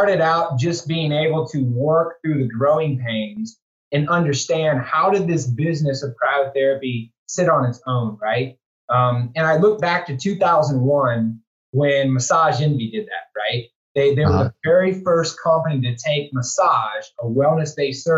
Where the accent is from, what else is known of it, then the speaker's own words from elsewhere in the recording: Houston, Texas, United States; moved away as an adult; I moved back here to Houston, my hometown